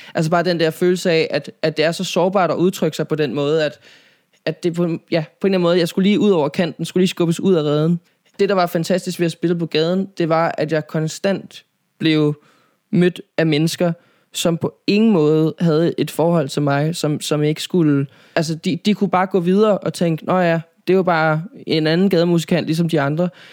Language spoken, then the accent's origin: Danish; Nivå, Capital Region of Denmark, Denmark; also born or lived in Copenhagen; jeg er opvokset, øh, nord for København, i en by, der hedder Nivå